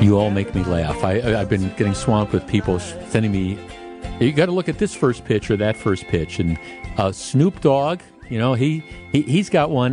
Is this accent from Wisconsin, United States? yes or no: yes; Glendale, Wisconsin, United States; I grew up in Glendale, went to Nicolay High School